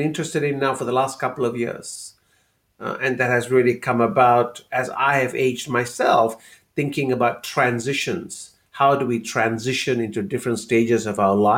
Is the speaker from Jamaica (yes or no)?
no; Malaysia; moved away; Growing up in Malaysia